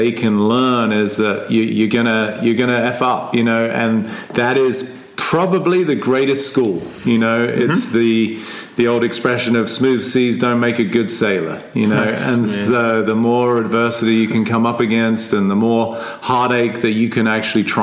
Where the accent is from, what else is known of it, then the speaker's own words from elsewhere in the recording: England, United Kingdom; I am English, which, you know, everybody's going to agree on because I was born in England